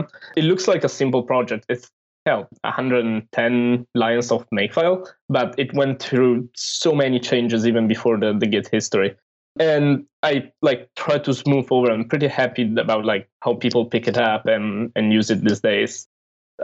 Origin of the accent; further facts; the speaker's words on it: Italy; I'm from Italy and I work at Cloudflare